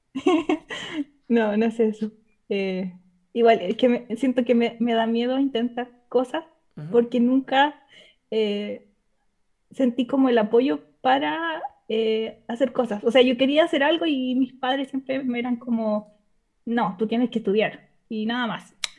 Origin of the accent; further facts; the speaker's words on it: Chile; accent: chileno; Soy de Chile